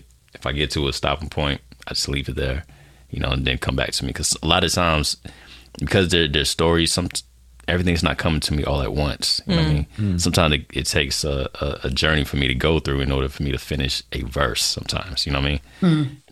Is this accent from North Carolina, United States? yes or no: yes; Fayetteville, North Carolina, United States; now in Dallas, United States; I'm based out of Dallas, Texas right now. I'm originally from Fayetteville, North Carolina